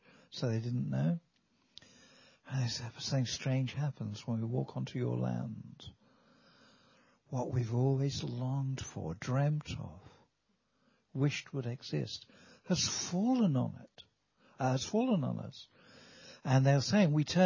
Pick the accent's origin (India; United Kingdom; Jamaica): United Kingdom; Wales; we're from Wales